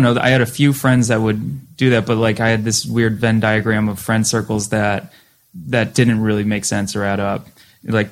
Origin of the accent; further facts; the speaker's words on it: Western Massachusetts, United States; growing up in Western Mass